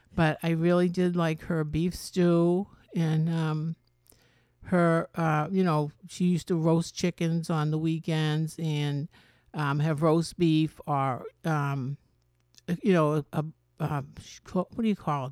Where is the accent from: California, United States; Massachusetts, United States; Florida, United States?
Massachusetts, United States; Medford; I grew up in Medford, Massachusetts